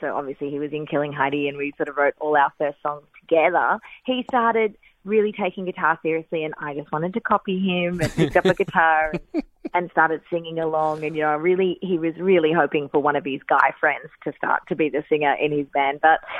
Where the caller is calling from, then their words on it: Melbourne, Victoria, Australia; I'm calling in from Melbourne